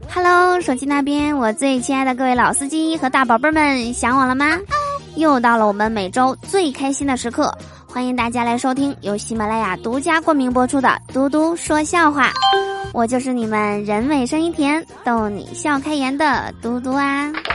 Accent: Northeast China, China; 我们东北这边啊，最近呢是到时候了，早晚啊都特别的凉

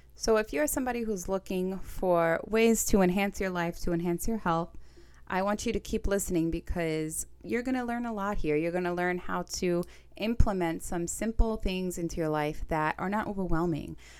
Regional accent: New York City, New York, United States; accent: Staten Island; I'm from Staten Island, New York. Get used to the accent

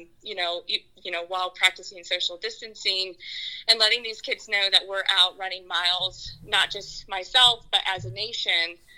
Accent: San Antonio, Texas, United States; also born or lived in Houston; San Antonio is my hometown.

